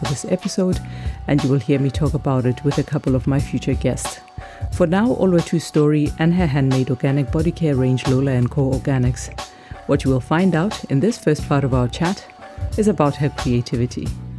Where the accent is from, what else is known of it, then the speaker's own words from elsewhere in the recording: South Africa; moved away as an adult; now in Copenhagen, Denmark; Copenhagen, Denmark, which is where I've been living for the past 12 years. Today, we expand the conversation to include my home country, South Africa